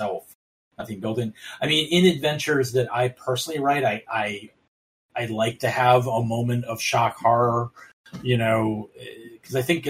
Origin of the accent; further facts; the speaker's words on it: Baltimore, Maryland, United States; I'm from Baltimore